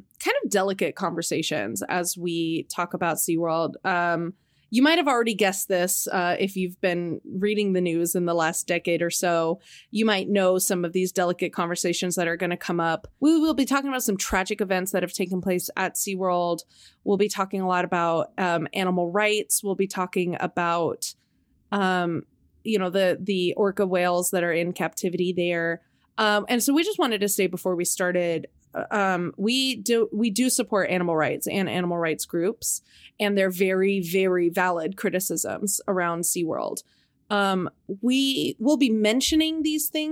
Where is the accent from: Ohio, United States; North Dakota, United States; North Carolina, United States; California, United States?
California, United States; Anaheim; San Diego is about a 2-hour drive from where we grew up near Anaheim